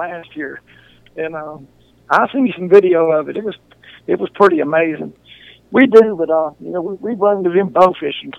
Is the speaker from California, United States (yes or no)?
no; Dodson, Louisiana, United States; I grew up Dodson. You know, that's where I started school at. But my people were pipeline welders. So I think when I was 6 months old, we lived in like eight states.